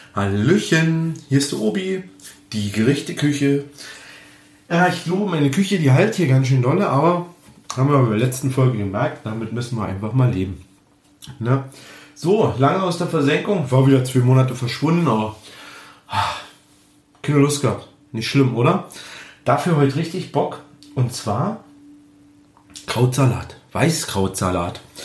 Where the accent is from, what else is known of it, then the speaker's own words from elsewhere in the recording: Germany; bei uns in Deutschland